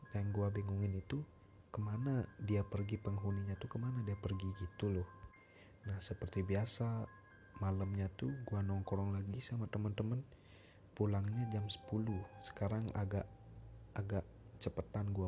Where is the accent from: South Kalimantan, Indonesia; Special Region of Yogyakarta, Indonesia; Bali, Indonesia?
Bali, Indonesia; sebagai orang Bali kan biasanya membanten